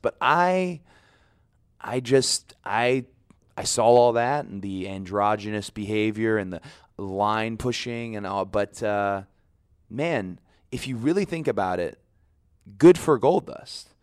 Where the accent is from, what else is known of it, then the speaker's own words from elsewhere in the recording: the South, United States; I'm from the South.